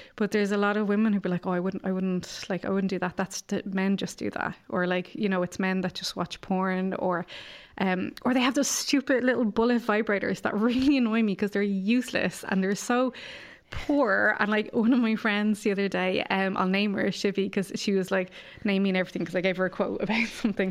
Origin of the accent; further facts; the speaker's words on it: Ireland; growing up in Ireland